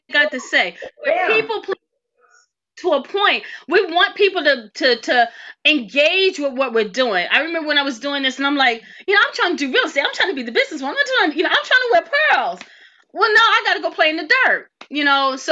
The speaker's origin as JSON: {"language": "English", "town": "Philadelphia", "region": "Pennsylvania", "country": "United States", "also_born_or_lived": "Tallahassee, Florida (FAMU)", "moved": "as an adult", "said": "I'm the chick from Philly"}